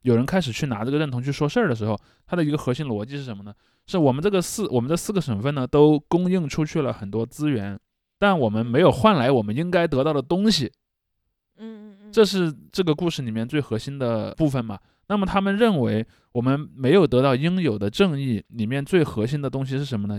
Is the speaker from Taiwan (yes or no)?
no; Henan, China; 然后这个东西就导致我们河南人失去了非常重要的一个